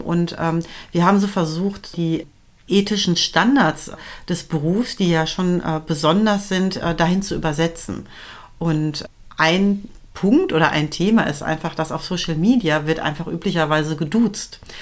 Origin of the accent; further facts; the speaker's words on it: West Germany, Germany; ich bin äh, westsozialisiert